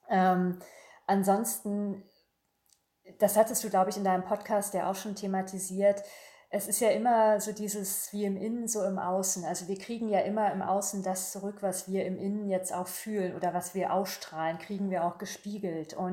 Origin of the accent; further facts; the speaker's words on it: Berlin, Germany; born there; also born or lived in Paris; Ich habe lange in Paris gelebt. Das ist für mich immer ein Sehnsuchtsort. Ich bin äh, gebürtige Berlinerin. Also es geht für mich nichts über Berlin.